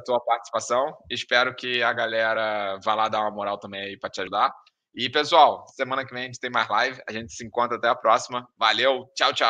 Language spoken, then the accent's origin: Portuguese; Rio de Janeiro, Brazil; moved away; sou do Rio